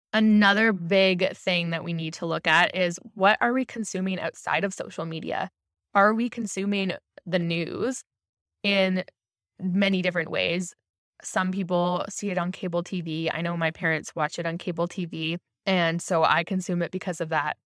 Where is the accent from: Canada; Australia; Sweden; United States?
Canada; Ontario; I'm from Ontario